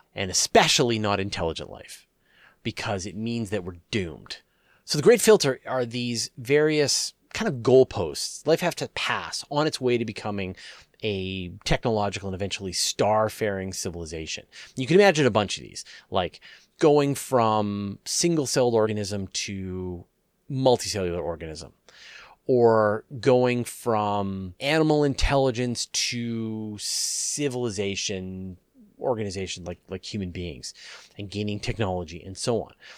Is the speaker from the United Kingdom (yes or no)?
no; Canada; I'm a Canadian